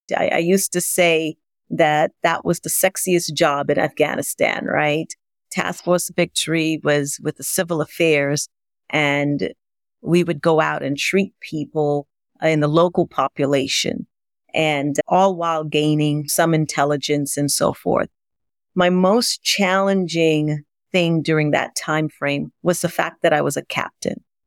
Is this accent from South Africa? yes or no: no; Grenada; moved away; also born or lived in New York City; growing up in Grenada